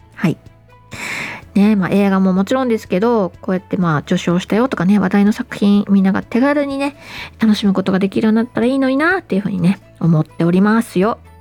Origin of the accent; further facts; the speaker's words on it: Kanto, Japan; 私は関東育ち